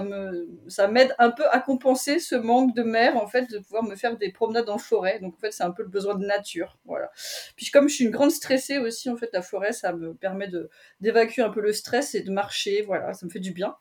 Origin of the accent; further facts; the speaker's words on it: Brittany, France; also born or lived in Paris suburbs; now in Paris region, France; parler de mes origines parce que je suis, je suis bretonne